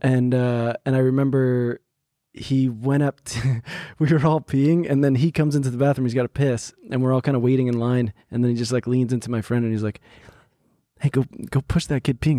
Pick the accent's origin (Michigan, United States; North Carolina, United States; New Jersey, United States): New Jersey, United States; I grew up in New Jersey